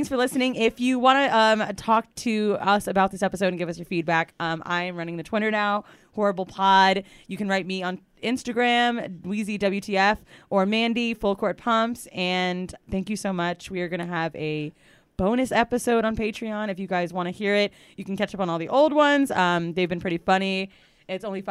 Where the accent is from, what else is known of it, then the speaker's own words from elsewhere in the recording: San Francisco, California, United States; I was born in San Fran